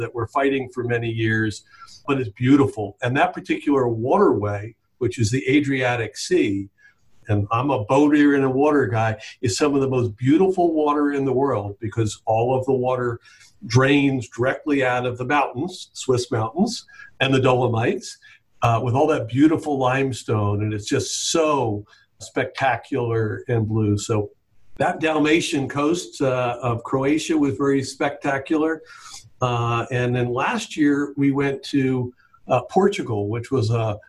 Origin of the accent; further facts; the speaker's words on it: Jupiter Inlet Colony, Florida, United States; I grew up on Jupiter Inlet Colony, the beach and the inlet and the intercoastal and boating, and we were outside 24/7 as a kid